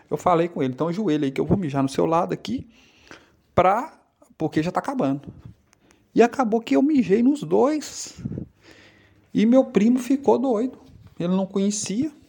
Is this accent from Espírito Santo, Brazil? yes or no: yes; Espírito Santo, Brazil; sou daqui do Espírito Santo.